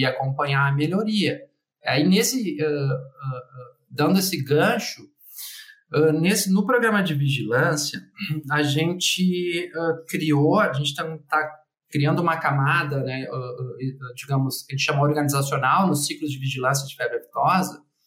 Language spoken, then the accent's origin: Portuguese; Porto Alegre, Rio Grande do Sul, Brazil; also born or lived in Colonia del Sacramento; minha cidade natal, que é Porto Alegre